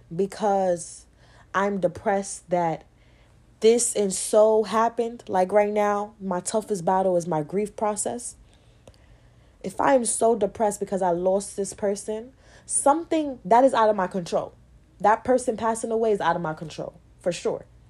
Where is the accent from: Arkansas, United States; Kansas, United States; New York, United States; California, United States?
New York, United States; I'm from New York